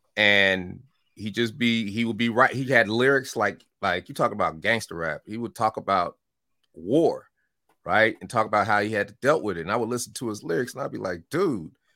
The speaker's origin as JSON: {"language": "English", "town": "Denver", "region": "Colorado", "country": "United States", "tie": "born or raised there", "also_born_or_lived": "Chicago / Oakland / Atlanta", "moved": "yes", "said": "I was born in Chicago and I moved to Denver at four years old"}